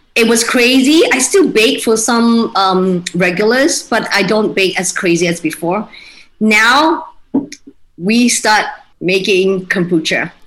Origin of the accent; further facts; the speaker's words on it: Kuching, Sarawak, Malaysia; moved away as an adult; also born or lived in Australia / Singapore; now in Kuala Lumpur, Malaysia; So I grew up in Kuching, lived there for 19 years before I moved to Australia to study